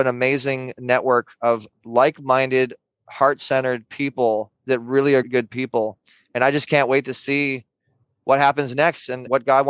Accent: Orange County, California, United States; I'm from Orange County.

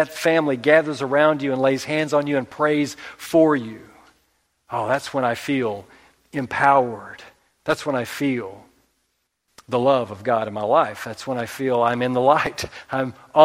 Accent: Oklahoma, United States; We're from Oklahoma

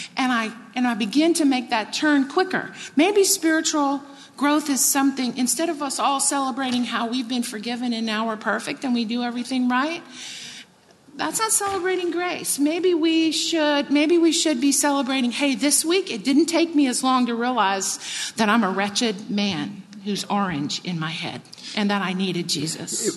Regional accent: Texas, United States; I grew up in Texas.

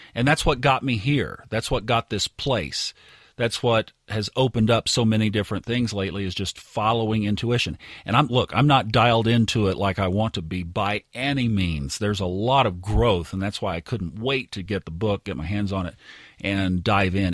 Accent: Tulsa, Oklahoma, United States; also born or lived in Northwest Arkansas; now in Dallas, United States; I grew up in Tulsa

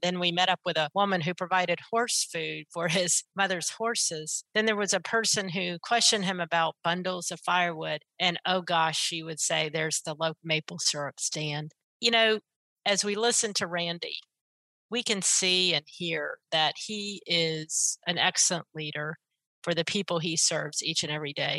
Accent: Pensacola, Florida, United States; where I grew up as well in Pensacola

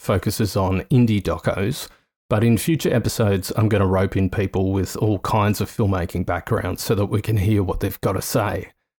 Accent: Australia; I'm an Australian documentary maker.

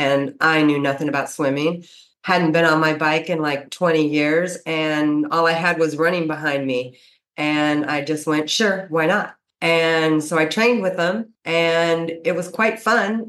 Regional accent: Santa Cruz, California, United States; I'm from the area and I'm from Santa Cruz Beach area

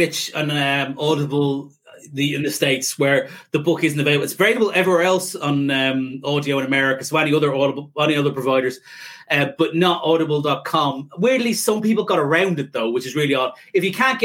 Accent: Ireland

